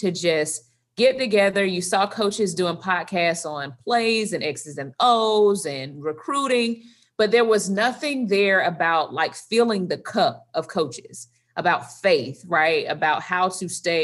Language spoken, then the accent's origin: English; Tallahassee, Florida, United States; also born or lived in Midway, Florida; I am from Tallahassee, Florida